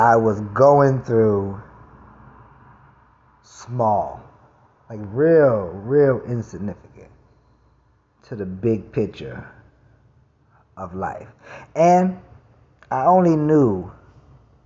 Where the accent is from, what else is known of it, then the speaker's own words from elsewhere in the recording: New York City, New York, United States; moved away; I'm from Brooklyn